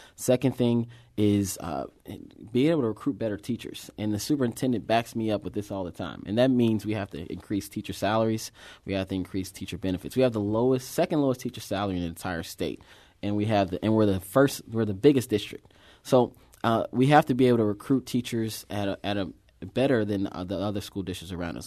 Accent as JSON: {"language": "English", "town": "St. Louis", "region": "Missouri", "country": "United States", "tie": "born or raised there", "said": "I'm from that district. I grew up"}